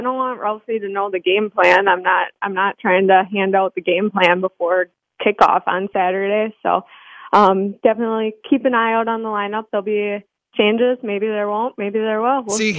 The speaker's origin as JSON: {"language": "English", "town": "Green Bay", "region": "Wisconsin", "country": "United States", "said": "I'm from Green Bay, Wisconsin."}